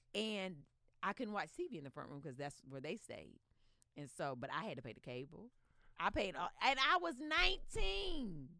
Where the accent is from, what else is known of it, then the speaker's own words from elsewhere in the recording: Stoneville, North Carolina, United States; now in Northridge, United States; I, am from a, a, little town called Stoneville, which is outside of the city of Eden